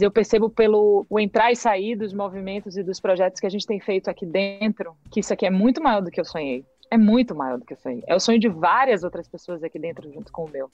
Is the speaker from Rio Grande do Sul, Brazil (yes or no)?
no; Bahia, Brazil; a nossa grande ferramenta de economia da Bahia era a criação feita aqui